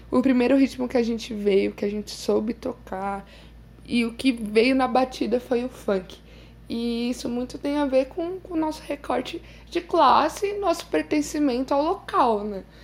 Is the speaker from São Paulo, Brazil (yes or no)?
yes; Guarulhos, São Paulo, Brazil; Eu, eu fui criada na periferia de Guarulhos, no Pimentas.